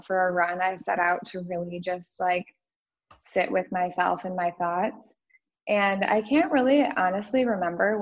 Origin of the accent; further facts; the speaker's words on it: West Michigan, United States; moved away as an adult; now in Austin, United States; we're both from West Michigan.